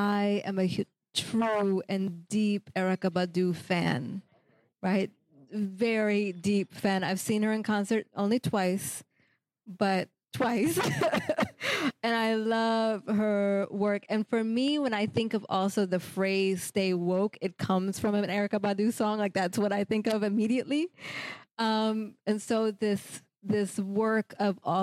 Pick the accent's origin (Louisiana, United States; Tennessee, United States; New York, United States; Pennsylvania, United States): Pennsylvania, United States; Philadelphia; I'm also from Philly